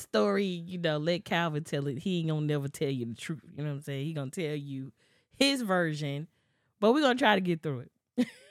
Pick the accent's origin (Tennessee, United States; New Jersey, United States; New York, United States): Tennessee, United States; Memphis; we're both from Memphis.